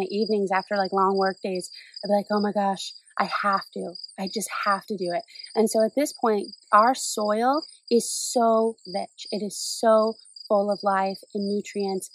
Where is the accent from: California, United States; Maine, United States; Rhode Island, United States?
Maine, United States; I grew up in Maine